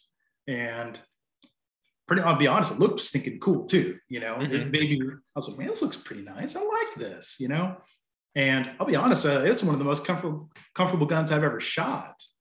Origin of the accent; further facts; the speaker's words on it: near Bristol, Northeast Tennessee, United States; also born or lived in Asheville area, North Carolina; now in North Carolina, United States; I'm in western part of North Carolina, near Asheville area, and yeah, that's where I'm at. I'm originally from Northeast Tennessee